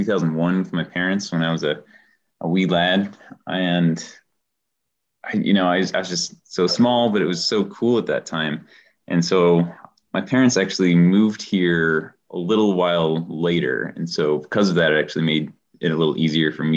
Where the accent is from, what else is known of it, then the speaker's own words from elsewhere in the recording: Colorado, United States; moved away as an adult; now in New Zealand; originally we are from Colorado. So we're just 2 Coloradoans who moved to New Zealand pretty recently.